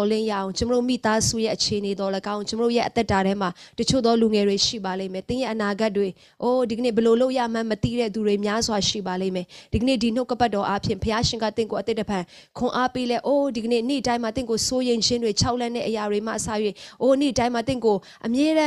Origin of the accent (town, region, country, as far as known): Myanmar